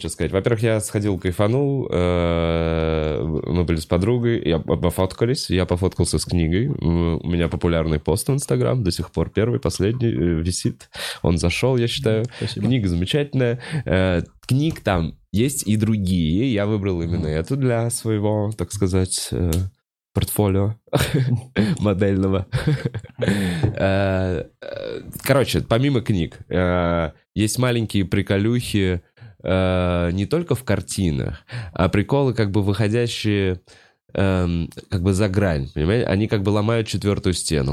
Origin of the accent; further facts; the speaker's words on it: Moscow, Russia; я как э, э москвич